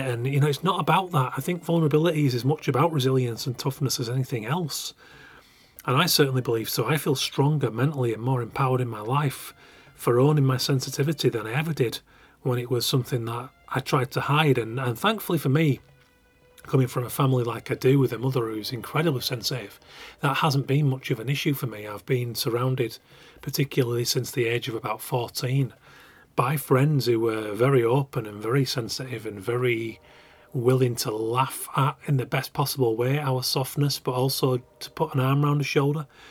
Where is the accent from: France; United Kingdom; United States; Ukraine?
United Kingdom; Keighley, Yorkshire and the Humber; I'm from Yorkshire. I'm from West Yorkshire, Keighley